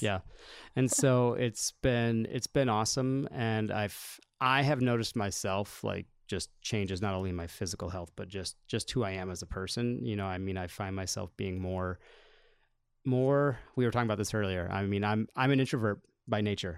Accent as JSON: {"language": "English", "town": "Solon", "region": "Iowa", "country": "United States", "tie": "born or raised there"}